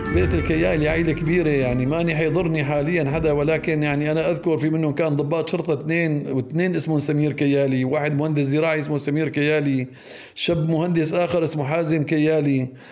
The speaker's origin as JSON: {"language": "Arabic", "town": "Deir Sita", "region": "Idlib Governorate", "country": "Syria", "tie": "born or raised there", "also_born_or_lived": "Aleppo", "moved": "yes", "said": "نحن يوم كنا صغار ضيعتنا ما كان فيها مدرسه فكنا نضطر ننزل على مدارس اخرى مثل مدرسه حربنوش مثل كفر عروق درسنا الاعداديه بمدرسه كله ثم الثانويه بمعره مصرين"}